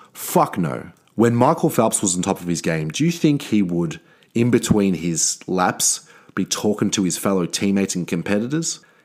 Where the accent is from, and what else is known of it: Australia